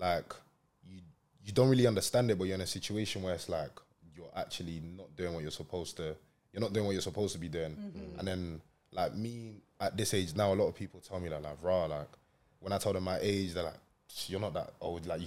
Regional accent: London, United Kingdom; also born or lived in Lancashire; now in Manchester, United Kingdom; I was raised in London. I came oh, here uh, three years ago.

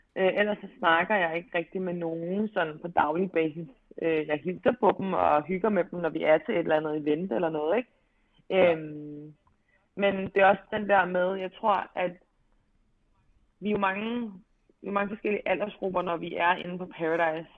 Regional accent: Albertslund, Capital Region of Denmark, Denmark; also born or lived in Amager; jeg er jo født og opvokset i Albertslund, men, øhm, flytter faktisk til Amager

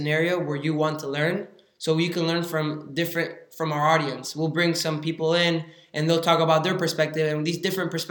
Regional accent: Argentina; now in United States; I was born in Argentina. I came to the U.S. about 6 years ago.

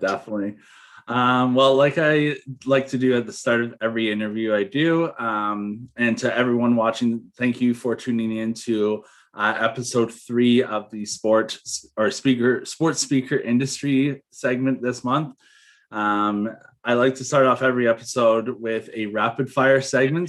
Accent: Toronto, Ontario, Canada; I grew up in Toronto

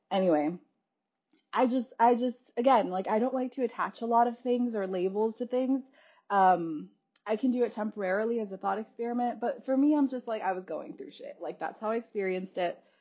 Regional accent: California, United States; moved away as an adult; also born or lived in Wisconsin; I grew up in California and then I went to college in Wisconsin

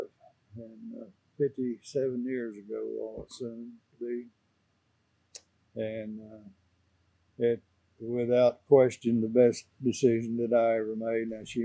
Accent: Wewoka, Oklahoma, United States; I started a school at a little country school about 7 miles south of Wewoka.

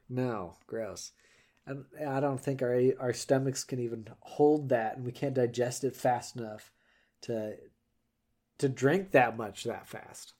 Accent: Colorado, United States; growing up in Colorado

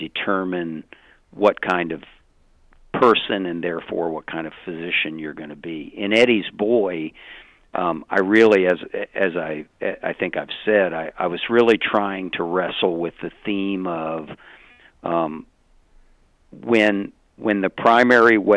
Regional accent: Virginia, United States; I'm from Virginia

